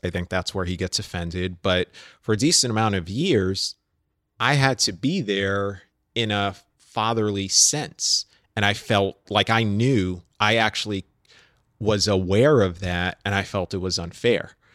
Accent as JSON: {"language": "English", "town": "New York City", "region": "New York", "country": "United States", "tie": "born or raised there", "said": "I'm growing up in New York City"}